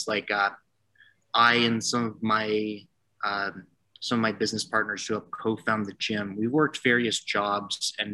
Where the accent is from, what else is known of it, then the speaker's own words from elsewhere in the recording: Toronto, Ontario, Canada; also born or lived in Waterloo; I grew up in Toronto originally, and I came out to Waterloo for school